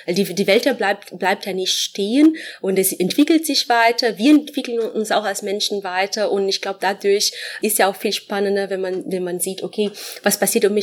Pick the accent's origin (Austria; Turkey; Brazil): Brazil; German is a second language; moved away as an adult; now in Frankfurt, Germany; Ich komme ursprünglich aus Brasilien.